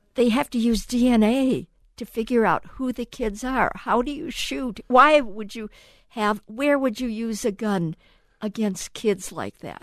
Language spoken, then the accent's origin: English; Cleveland, Ohio, United States; I grew up actually in Cleveland, Ohio, in my backyard was a huge railroad yard